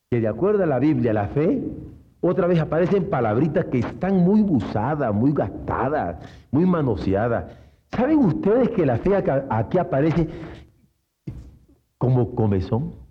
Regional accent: Mexico; porque soy mexicano y antojado.

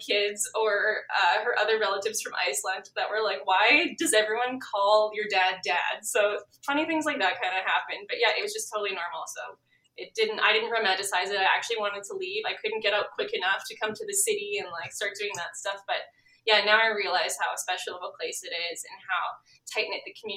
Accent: Gimli, Manitoba, Canada; now in Winnipeg, Canada; being born in Gimli and growing up in Gimli

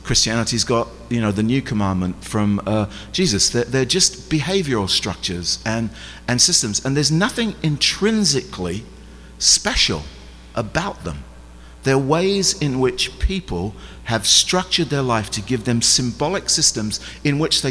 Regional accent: England, United Kingdom; I'm English.

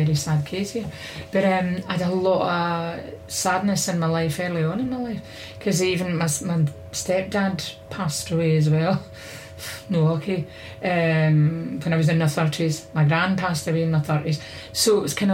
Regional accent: Glasgow, Scotland, United Kingdom; I was brought up in Easter House

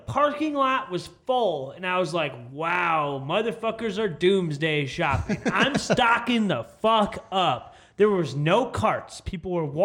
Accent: Chicago, Illinois, United States; also born or lived in Iowa / Oklahoma; now in Texas, United States; Being a Chicago boy myself

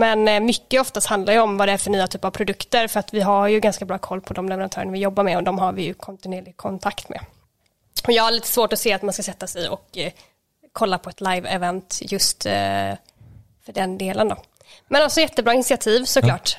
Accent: Småland, Sweden; jag är ju från Småland

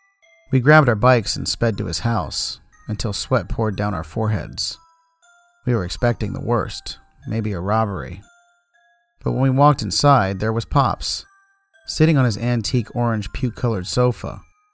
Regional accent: St. Louis, Missouri, United States; start off by saying that I grew up in North St. Louis.

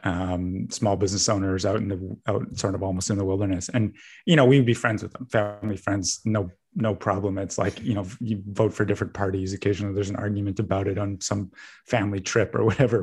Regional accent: Vancouver, British Columbia, Canada; growing up as a Canadian, at least, I, I am actually an American citizen

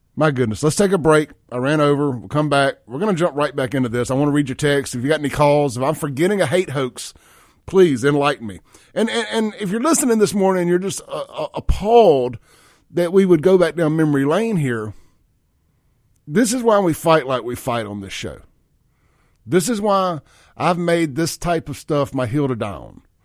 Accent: Mississippi, United States; I'm from Mississippi

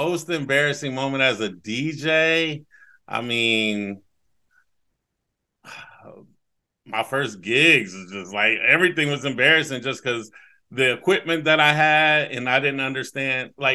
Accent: Newark, Ohio, United States; now in Columbus, United States; I am from the east end of Newark, Ohio, 740.

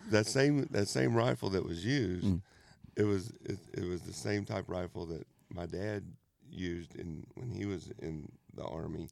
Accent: Dallas, Texas, United States; I'm from Dallas

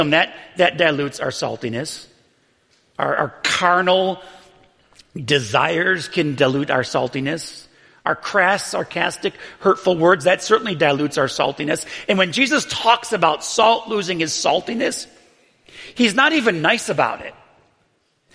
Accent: Buffalo, New York, United States; I grew up in Buffalo, New York

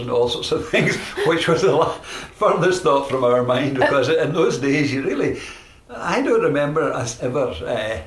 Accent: Glasgow, Scotland, United Kingdom; I was born in Glasgow. I was brought up in Glasgow, in the west end of Glasgow.

